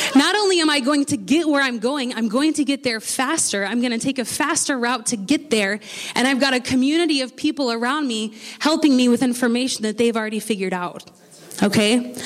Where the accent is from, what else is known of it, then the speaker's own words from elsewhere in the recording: United States; accent: American; my American accent